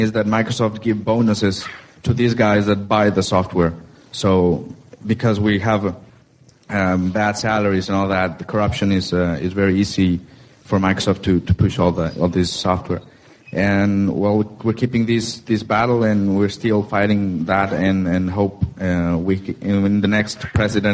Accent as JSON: {"language": "English", "country": "Mexico", "said": "I'm from Mexico and I'm involved in the Mexican community"}